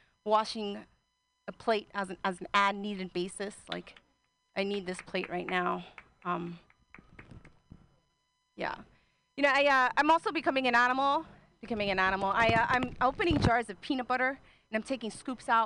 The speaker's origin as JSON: {"language": "English", "region": "New Jersey", "country": "United States", "moved": "as an adult", "lives_now": "Oakland, United States", "said": "I'm originally from Jersey, and I moved out here to Oakland 8 years ago"}